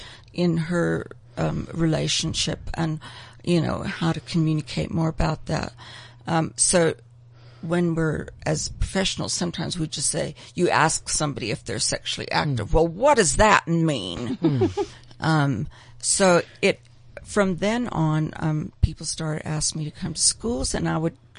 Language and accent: English; South Africa; I'm born and bred in South Africa